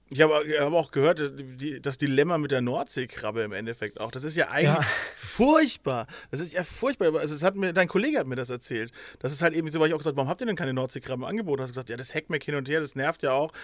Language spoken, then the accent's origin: German; Nuremberg, Bavaria, Germany; bei uns in Nürnberg